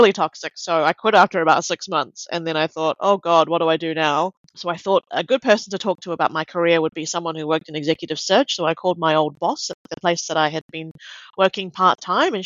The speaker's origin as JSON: {"language": "English", "region": "Auckland", "country": "New Zealand", "tie": "born or raised there", "moved": "as an adult", "lives_now": "Melbourne, Australia", "said": "I grew up in New Zealand. My parents are Malaysian Chinese, and I was brought up in Auckland. I've lived in Melbourne for about 6 years"}